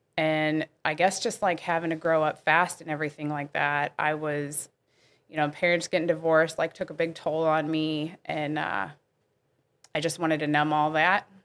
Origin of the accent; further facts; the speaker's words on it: Bridgeton, Missouri, United States; I actually did grow up in this area